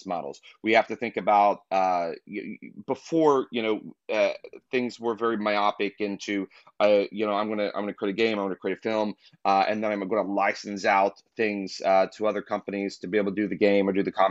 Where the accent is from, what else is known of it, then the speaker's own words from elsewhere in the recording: Kentucky, United States; I'm from Kentucky. So I'm from the country